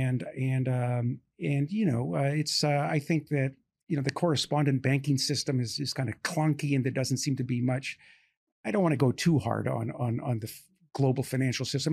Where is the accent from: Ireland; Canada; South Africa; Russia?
Canada; now in United States; I'm Canadian by birth